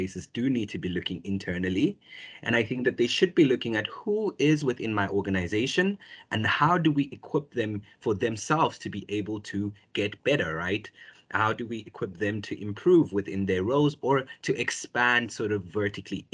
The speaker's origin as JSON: {"language": "English", "country": "South Africa", "tie": "born or raised there"}